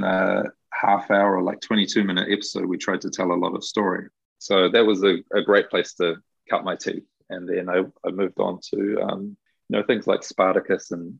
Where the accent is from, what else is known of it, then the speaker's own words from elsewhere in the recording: Auckland, New Zealand; I'm from Auckland